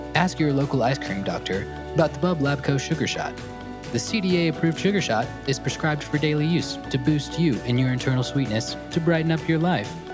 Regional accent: Augusta, Georgia, United States; moved away; I grew up in Augusta, Georgia, so the Masters is bit of my hometown fame

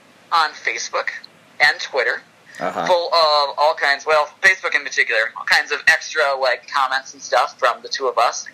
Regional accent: Minnesota, United States; I'm from Minnesota. So am I.

